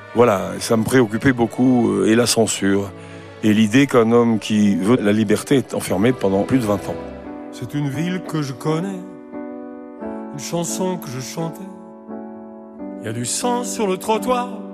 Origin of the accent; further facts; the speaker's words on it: Saint-Étienne, Auvergne-Rhône-Alpes, France; chez moi à Saint-Étienne